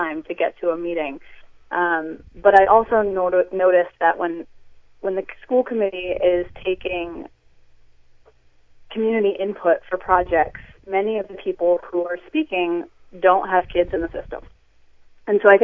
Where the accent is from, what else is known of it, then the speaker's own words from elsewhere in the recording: Gloucester, Massachusetts, United States; Both my husband and I grew up in Gloucester and were educated in the public school system here